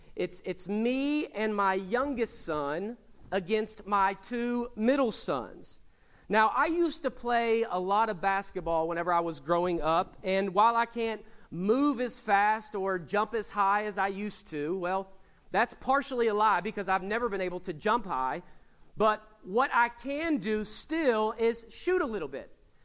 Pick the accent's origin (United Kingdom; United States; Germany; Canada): United States; Winchester, Kentucky; So about 6 months ago, I was back in Kentucky in my hometown of Winchester, right outside of Lexington, and I was going to a gas station.